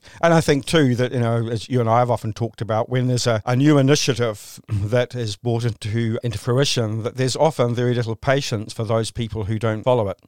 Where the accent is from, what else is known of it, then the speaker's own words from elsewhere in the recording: Christchurch, Canterbury, New Zealand; here in, in my hometown in, in, uh, in Christchurch